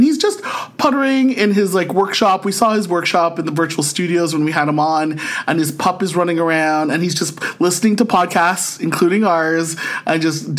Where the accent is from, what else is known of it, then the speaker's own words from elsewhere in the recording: Rhode Island, United States; And I listened to your thing and I'm from Rhode Island.